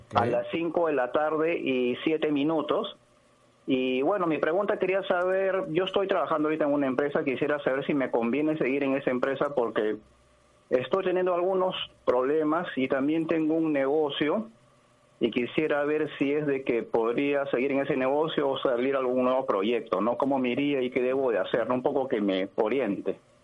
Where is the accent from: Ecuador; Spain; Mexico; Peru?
Peru; Lima; 11 de agosto de 1967 nací en Lima, Perú